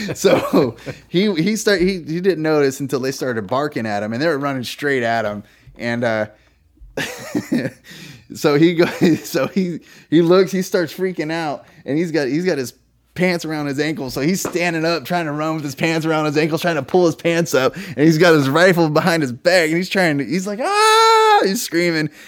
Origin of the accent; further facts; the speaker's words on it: California, United States; moved away as an adult; now in Virginia, United States; I'm from California, which is heavily Democratic. And I was taught that.